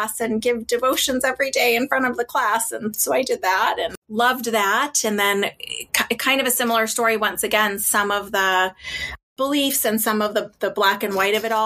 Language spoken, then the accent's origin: English; Boston, Massachusetts, United States; I grew up just outside of Boston in kind of a tougher neighborhood